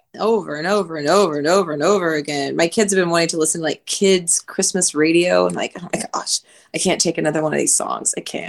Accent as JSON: {"language": "English", "region": "Oklahoma", "country": "United States", "said": "I did not grow up with country music. I know I'm from Oklahoma. I did not grow up with country music."}